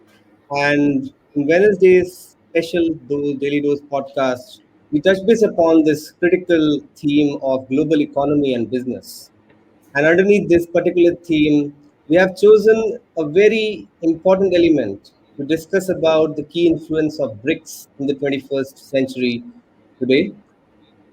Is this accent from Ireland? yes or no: no; India; we are coming from India